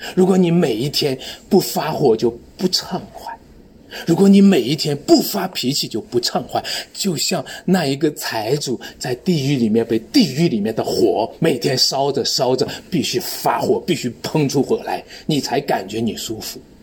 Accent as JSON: {"language": "Chinese", "country": "China", "said": "我们中国人"}